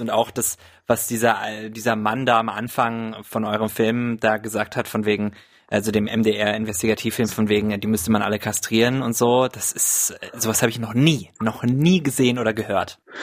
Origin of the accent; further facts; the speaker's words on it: Rhine-Main area, Germany; moved away; Ich komme aus dem Rhein-Main-Gebiet ursprünglich